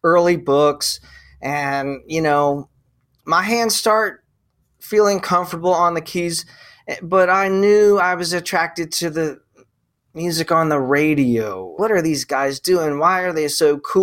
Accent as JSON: {"language": "English", "town": "Mantua", "region": "New Jersey", "country": "United States", "tie": "born or raised there", "said": "I grew up in the Jersey farms, the tomato farms and peach farms"}